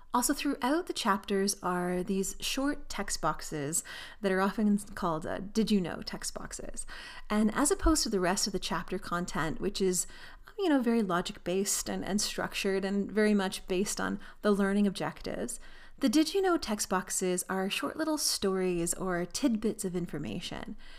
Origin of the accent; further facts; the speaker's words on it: Canada; I'm Canadian, so I would learn to fly and earn my pilot licenses in Canada